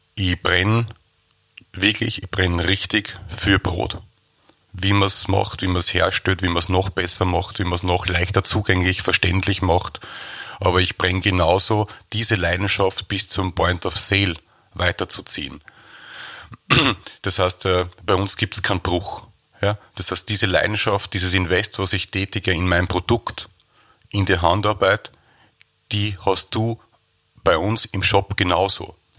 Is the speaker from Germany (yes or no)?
no; Waldviertel, Lower Austria, Austria; wir sind aus dem Waldviertel, die Bäckerei ist im Waldviertel